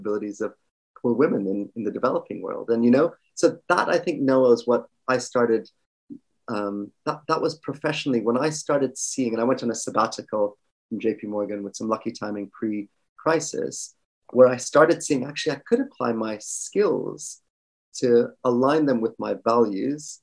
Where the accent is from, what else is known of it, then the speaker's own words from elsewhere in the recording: Ireland; moved away as an adult; also born or lived in Kerala, India; now in London, United Kingdom; I'm originally Indian. I actually grew up in Ireland, moved over to the UK to London about 20 years ago